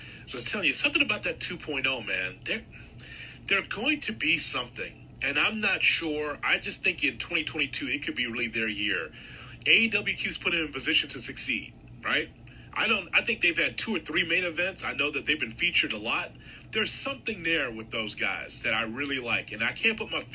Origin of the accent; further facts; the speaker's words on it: Midwest, United States; I'm a fan from the Midwest.